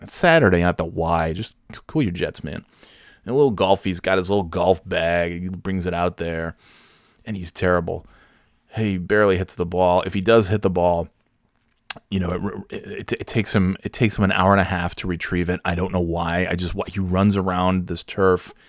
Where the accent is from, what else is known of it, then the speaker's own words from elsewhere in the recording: New York, United States; I'm from New York, so I speak the Kings